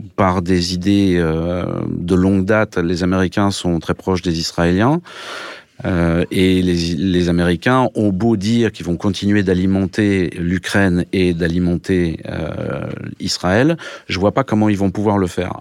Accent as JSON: {"language": "French", "country": "France", "moved": "yes", "lives_now": "Russia", "said": "je suis français"}